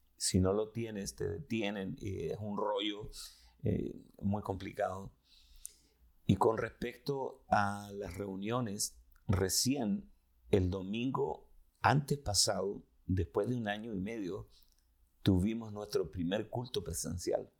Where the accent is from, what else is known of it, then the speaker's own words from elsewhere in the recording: Chile; vengo de Chile, de Sudamérica